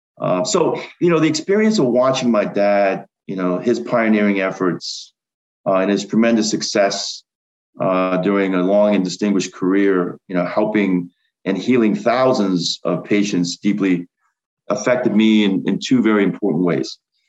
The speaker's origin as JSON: {"language": "English", "region": "Rhode Island", "country": "United States", "said": "I mean, I'm from Rhode Island"}